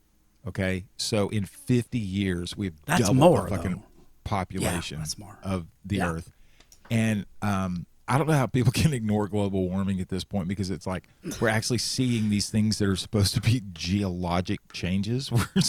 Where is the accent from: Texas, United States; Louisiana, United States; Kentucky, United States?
Texas, United States; Central; When I was growing up in Central Texas